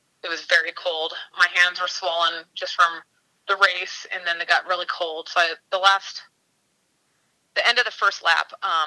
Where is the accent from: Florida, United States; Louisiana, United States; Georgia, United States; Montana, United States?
Montana, United States; I'm from Montana